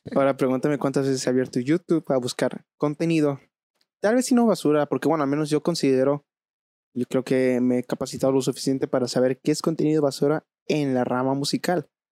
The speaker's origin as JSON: {"language": "Spanish", "region": "Veracruz", "country": "Mexico", "moved": "yes", "lives_now": "Querétaro, Mexico", "said": "yo radico en la ciudad de, Querétaro, pero bueno, yo vengo de Veracruz"}